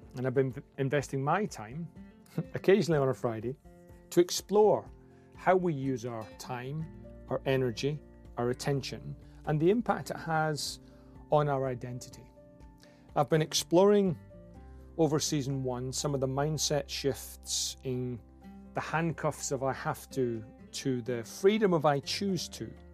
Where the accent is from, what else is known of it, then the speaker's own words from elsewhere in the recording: Scotland, United Kingdom; I'm a Scot with a Scottish name with an English family who's got an Aussie passport